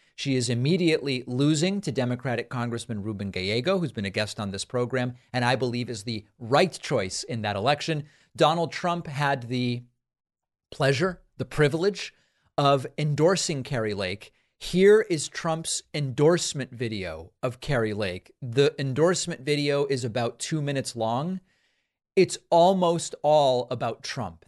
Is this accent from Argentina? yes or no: yes; Argentina; I'm from Argentina